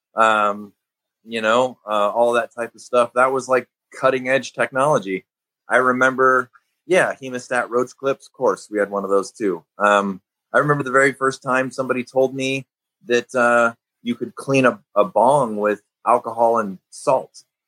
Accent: Chicago, Illinois, United States; growing up in Chicago

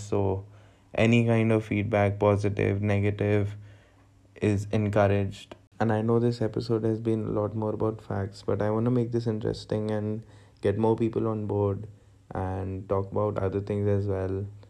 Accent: India; I'm from India

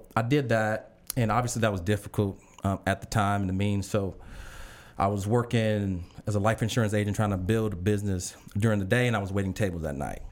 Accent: Chicago, Illinois, United States; an ambitious kid, um, from Chicago

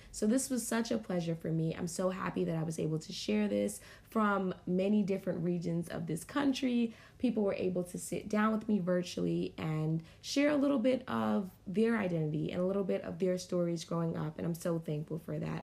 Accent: New York, United States; also born or lived in Guyana; now in New Orleans, United States; We were all born in Guyana, but my sisters and I were raised in New York

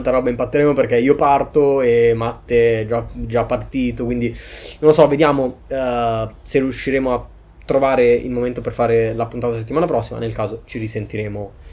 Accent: Milan, Lombardy, Italy; Insomma, ho fatto questi esperimenti gourmet da milanese, ma con roba calabrese.

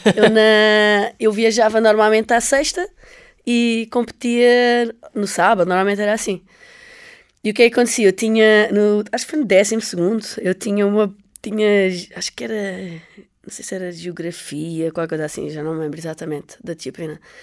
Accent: Almada, Lisbon, Portugal; eu cresci, eu nasci em Lisboa, uh, nasci em Almada, portanto estava muitas vezes na costa da Caparica

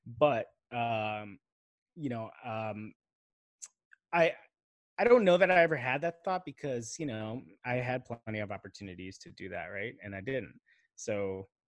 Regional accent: Chicago, Illinois, United States; moved away as an adult; having grown up in Chicago, and you know, very much identifying with that city as home

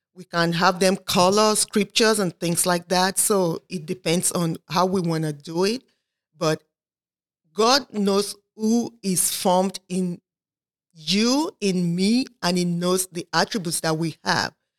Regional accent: Nigeria; moved away; I'm originally from Nigeria, but I've lived here for thirty-four years

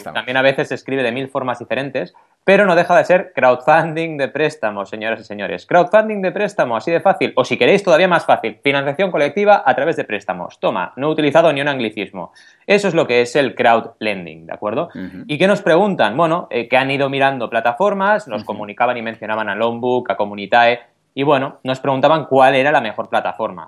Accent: Barcelona, Catalonia, Spain; yo, que vengo de Barcelona

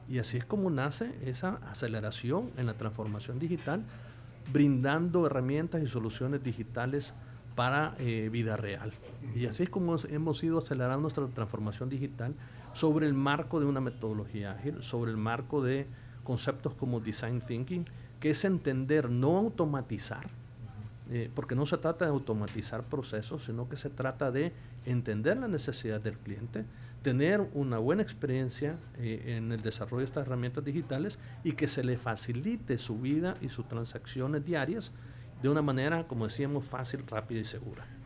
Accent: El Salvador; como salvadoreños

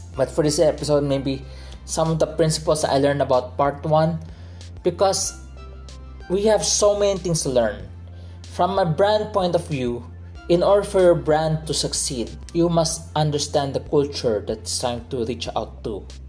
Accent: Philippines; By blood, I am Chinese. My dad is a second, well, he's not the first generation Chinese here in the Philippines, my mom is a first generation Chinese coming to the Philippines. So by blood, I am Chinese. But growing up, culturally, I am a Filipino

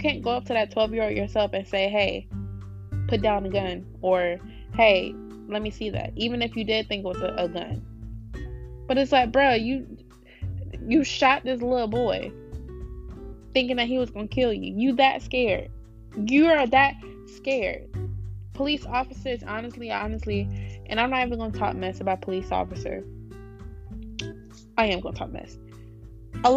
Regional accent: Wake Forest, North Carolina, United States; We're from here. We live here.

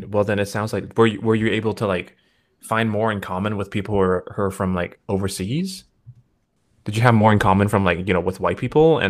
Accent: Vancouver, British Columbia, Canada; moved away as an adult; now in Hong Kong; I'm actually from Vancouver and came here when I was like 26, I think 26, 27, tail end of 26, or beginning of 27.

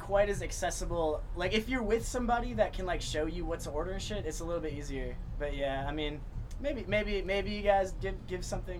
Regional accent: Wisconsin, United States; now in Hong Kong; I'm from Wisconsin

